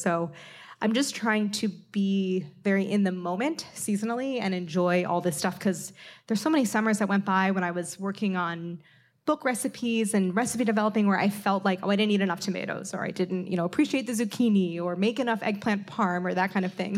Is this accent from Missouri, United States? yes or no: yes; St. Louis, Missouri, United States; moved away; Saint Louis in my hometown